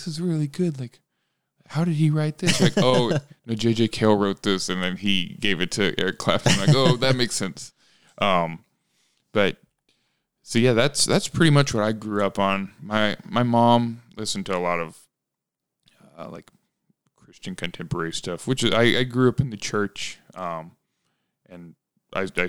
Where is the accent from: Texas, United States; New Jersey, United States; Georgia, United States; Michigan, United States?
Texas, United States; born or raised there